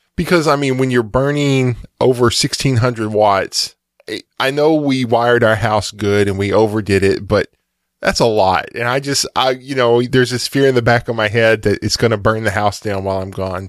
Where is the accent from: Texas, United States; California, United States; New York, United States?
Texas, United States; as a Texan